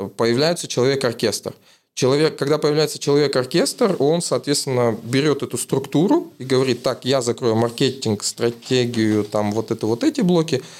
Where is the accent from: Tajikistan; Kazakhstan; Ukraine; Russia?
Kazakhstan; из Казахстана